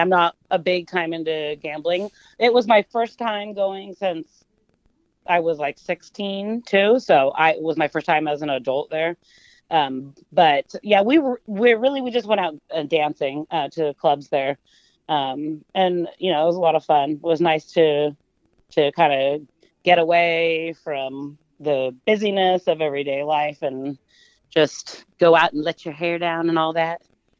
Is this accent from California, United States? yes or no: yes; Walnut Creek, California, United States; I was born in Walnut Creek, which is here in the East Bay area, which is the East Bay in particular is where I've lived most of my life.